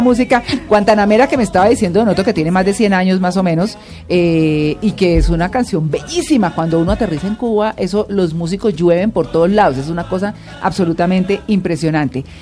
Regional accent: Santander, Colombia; born or raised there; now in Bogotá, Colombia

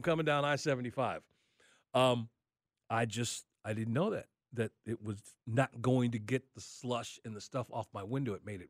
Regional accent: Atlanta, Georgia, United States; I said, we came up here from Atlanta.

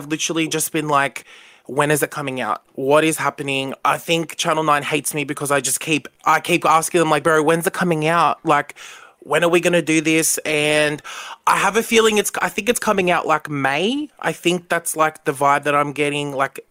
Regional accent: Bankstown, New South Wales, Australia; I grew up in Bankstown. I still live in the area.

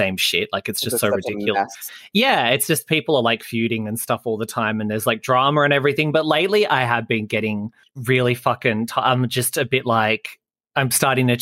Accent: Australia; as an Australian

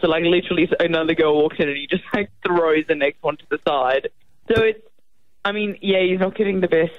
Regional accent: Mauritius; I was born and raised in Mauritius, actually, and my mum's South African, so I'm a bit... My dad's Mauritian, mum's South African.

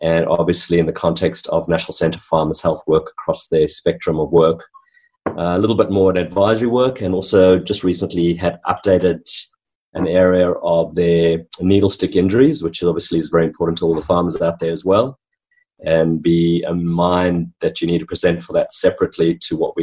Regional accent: South Africa; moved away as an adult; also born or lived in New Zealand; now in Hamilton, Australia; my background in growing up in country South Africa

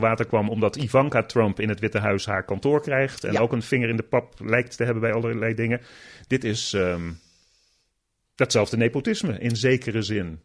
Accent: Netherlands; moved away as an adult; now in United States; als Nederlander

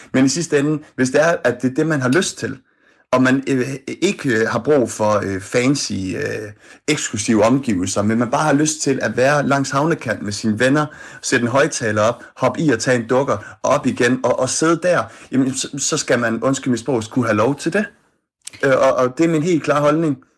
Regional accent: Odense, Southern Denmark, Denmark; jeg er selv fra Odense

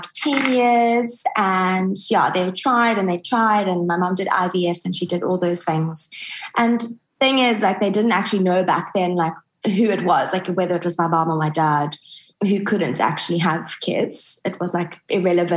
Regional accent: Johannesburg, Gauteng, South Africa; moved away; also born or lived in Cape Town, South Africa; I was born in Joburg, which is the big city in South Africa. I was an only child

